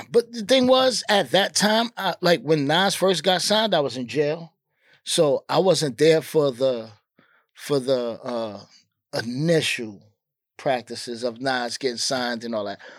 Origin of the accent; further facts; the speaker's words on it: New York City, New York, United States; I'm from Queensbridge. It's not like I'm just from Queens.